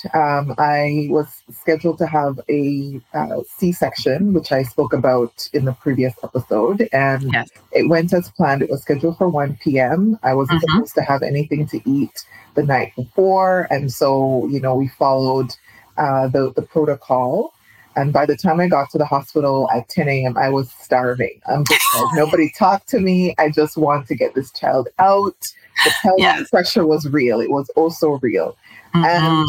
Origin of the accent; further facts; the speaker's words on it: Jamaica; I'm Jamaican, but Trinidad is in my bones.